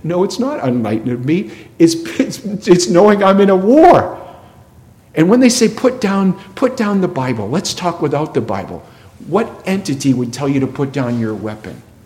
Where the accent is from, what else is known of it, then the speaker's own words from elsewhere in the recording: New England, United States; I grew up in New England.